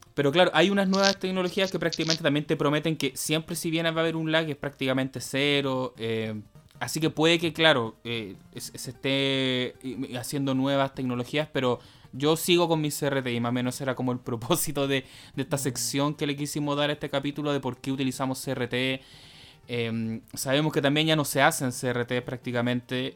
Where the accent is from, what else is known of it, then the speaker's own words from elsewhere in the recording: Chile; nosotros como sudamericanos, chilenos